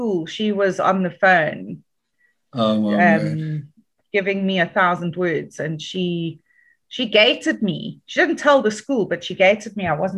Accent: Dundee, KwaZulu-Natal, South Africa; also born or lived in Johannesburg (Germiston) / Dannhauser; now in Durban, South Africa; I grew up in Dundee. Was a very conservative Afrikaans town

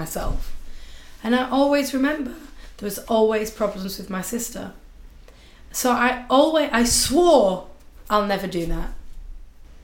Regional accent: market town outside Leeds, Yorkshire and the Humber, United Kingdom; now in South Africa; I'm actually from a very small market town outside Leeds

